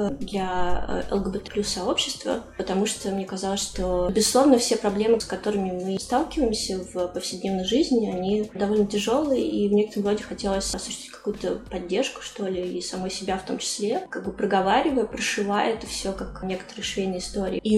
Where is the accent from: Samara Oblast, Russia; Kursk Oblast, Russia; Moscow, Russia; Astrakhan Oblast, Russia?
Moscow, Russia; да, в Москве.